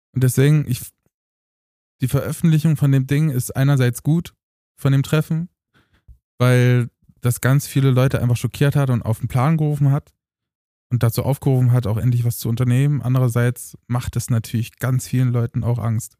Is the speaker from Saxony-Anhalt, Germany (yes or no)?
yes; Eisleben, Saxony-Anhalt, Germany; moved away; damals in Eisleben in Sachsen